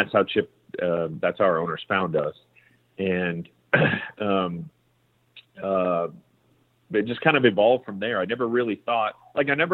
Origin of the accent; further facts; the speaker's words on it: Kansas, United States; moved away as an adult; now in Texas, United States; I'm from Kansas. I grew up whitetail hunting, quail and pheasant hunting in Kansas.